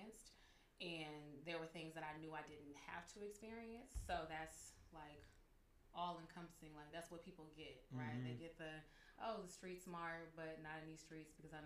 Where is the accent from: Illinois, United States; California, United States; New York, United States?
California, United States; San Francisco; also born or lived in Oakland / Vallejo; I grew up in Lakeview mainly.